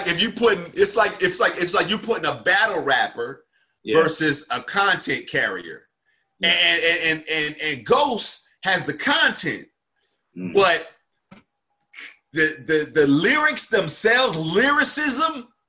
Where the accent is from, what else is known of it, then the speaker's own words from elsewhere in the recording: Northeast, United States; I've always felt like that was like a Northeast thing. Like I'm from the Northeast. I rock with cats from the Northeast.